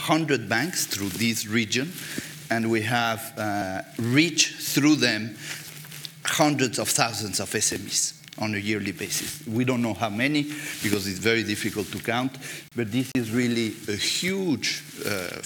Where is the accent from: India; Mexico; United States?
Mexico; moved away; I'm coming from Mexico